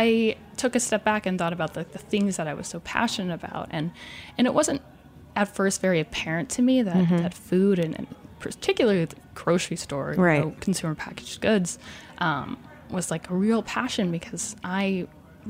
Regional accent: Chicago, Illinois, United States; I'm from Chicago originally

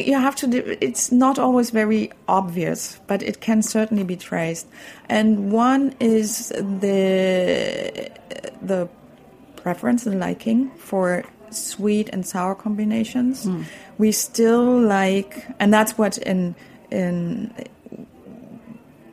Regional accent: Berlin, Germany; I grew up in Berlin.

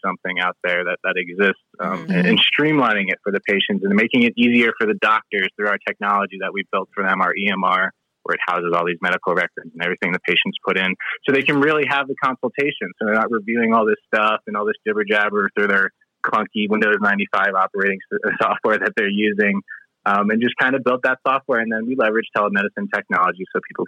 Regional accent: outside of Philadelphia, Pennsylvania, United States; moved away as an adult; also born or lived in Virginia; now in Colorado, United States; I grew up outside of Philadelphia.

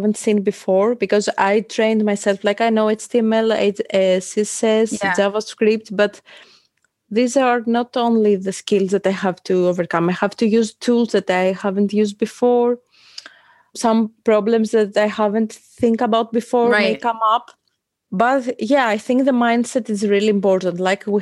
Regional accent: Athens, Attica, Greece; I come from Athens, Greece.

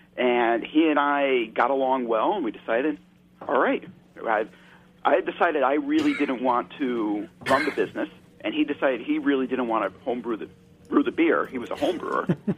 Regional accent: southeastern Connecticut, United States; I grew up in southeastern Connecticut, right over the border

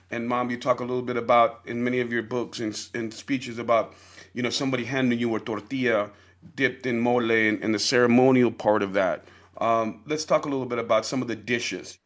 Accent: New York City, New York, United States; also born or lived in El Paso; growing up in New York City

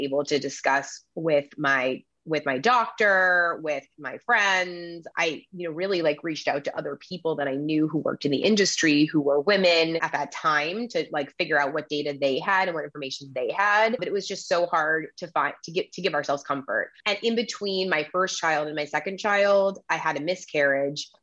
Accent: Massachusetts, United States; moved away as an adult; now in Sonoma County, California, United States; I grew up in Massachusetts

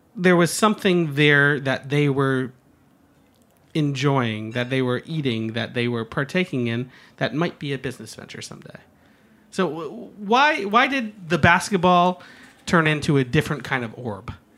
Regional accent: Croton-on-Hudson, New York, United States; now in Brooklyn, United States; I grew up on the Hudson. I grew up in Croden on Hudson

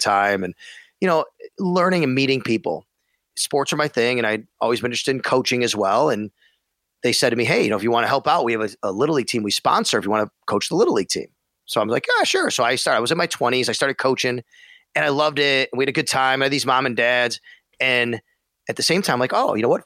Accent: Buffalo, New York, United States; also born or lived in Syracuse; I come from Buffalo

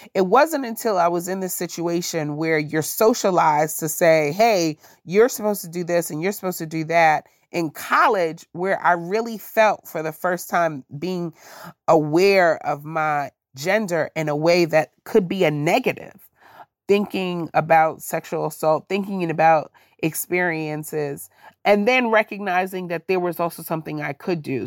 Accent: New York, United States; moved away as an adult; now in Silver Spring, United States; growing up in New York

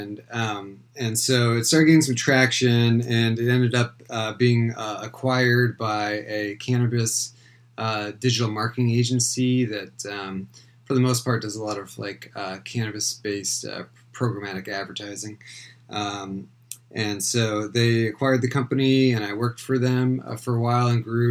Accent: East Bay, San Francisco Bay Area, California, United States; I'm calling from the East Bay in a city called Walnut Creek near Oakland, and I'm originally from this area also.

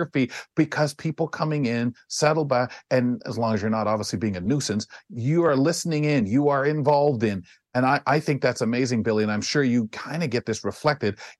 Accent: London, Ontario, Canada; I'm 2 hours from Detroit, and a lot of London, Ontario's influence has been Detroit since I was a little boy

